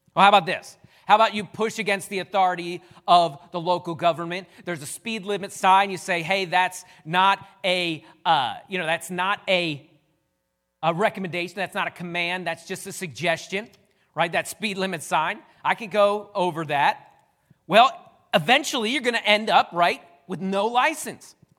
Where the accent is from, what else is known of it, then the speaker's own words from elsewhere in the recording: United States; I'm an American